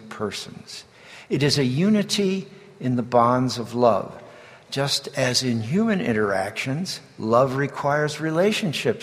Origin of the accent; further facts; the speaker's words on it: New Jersey, United States; When I was growing up in New Jersey